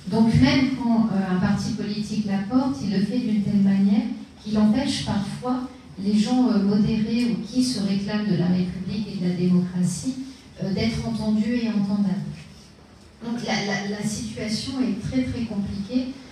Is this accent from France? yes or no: yes; France; chez nous en France